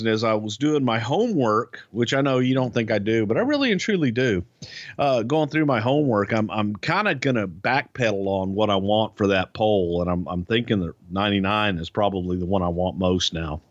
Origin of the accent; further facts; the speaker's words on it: Friendswood, Texas, United States; my hometown here in Friendswood, Texas